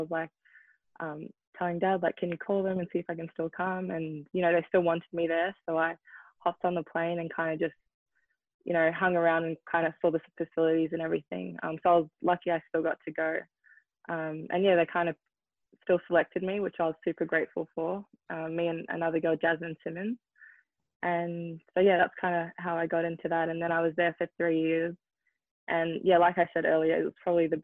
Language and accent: English; Melbourne, Victoria, Australia; also born or lived in New Zealand; now in Seattle, United States; I was born in New Zealand, so I played soccer in New Zealand, but I was 4, so I think I played for 1 season. And then in Melbourne, I played tennis as well